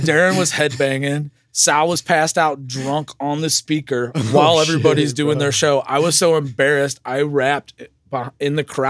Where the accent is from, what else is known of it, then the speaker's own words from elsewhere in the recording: St. Charles, Missouri, United States; also born or lived in O'Fallon; St. Charles mostly, then O'Fallon.